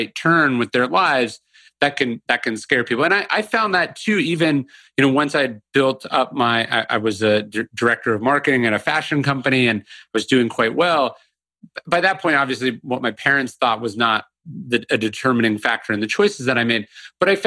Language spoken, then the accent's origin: English; Sacramento, California, United States; moved away as an adult; also born or lived in New Orleans; now in Austin, United States; I grew up in Northern California and I loved books, but you know, obviously living in the suburbs